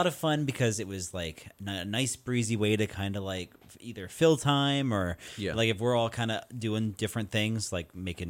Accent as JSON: {"language": "English", "region": "Oklahoma", "country": "United States", "said": "I'm from Oklahoma."}